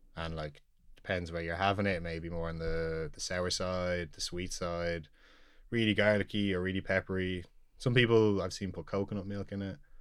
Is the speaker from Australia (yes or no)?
no; Dublin, Leinster, Ireland; So I was born here in the Coombe. Um, I've lived in Knock Nine all my life. It's, uh, for those that don't know, it's like a suburb out near enough the Dublin Mountains